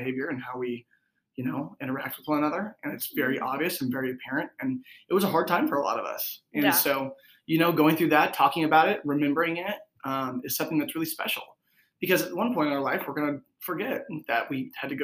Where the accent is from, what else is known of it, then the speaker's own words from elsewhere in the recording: Corning, California, United States; moved away as an adult; now in Chico, United States; I'm from Northern California, and I was born and raised in a small town called Corning. I moved to Chico last August.